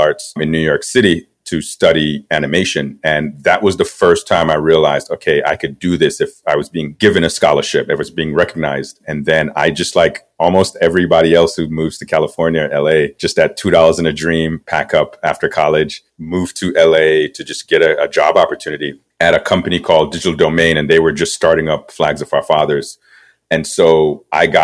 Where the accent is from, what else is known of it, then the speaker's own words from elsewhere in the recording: Kingston, Jamaica; now in Los Angeles, United States; I was born and raised in Kingston, Jamaica.